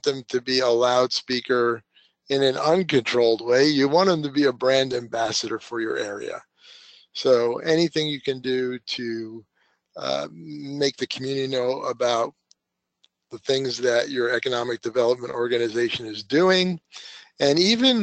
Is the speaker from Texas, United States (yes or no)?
no; Long Island, New York, United States; now in Redding, United States; I grew up on New York in Long Island, which is surrounded by water